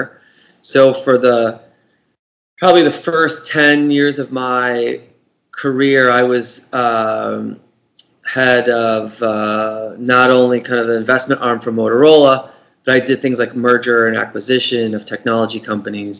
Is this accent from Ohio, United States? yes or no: no; outside of Boston, Massachusetts, United States; my hometown outside of Boston